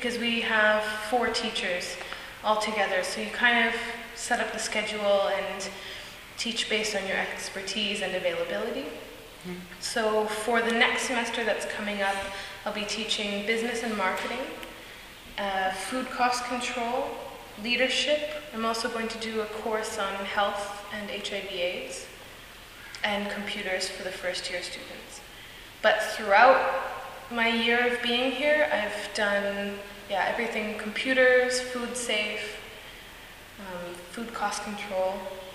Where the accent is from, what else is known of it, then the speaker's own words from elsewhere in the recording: North Vancouver, British Columbia, Canada; I'm from Vancouver, from North Van.